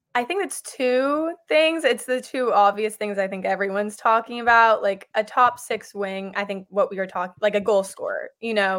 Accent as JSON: {"language": "English", "region": "New York", "country": "United States", "tie": "born or raised there", "said": "I grew up in New York"}